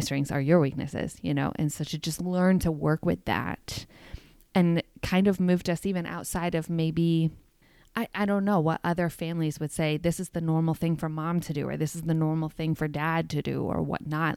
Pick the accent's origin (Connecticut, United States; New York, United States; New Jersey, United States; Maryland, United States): New York, United States; I'm from New York